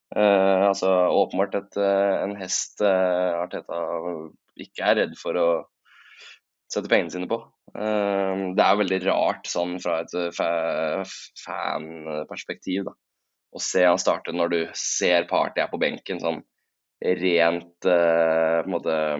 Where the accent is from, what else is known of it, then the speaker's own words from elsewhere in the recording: Tjøme, Vestfold, Norway; now in Oslo, Norway; Jeg var øh, hjemme på, hjemme på Tjøme i helgen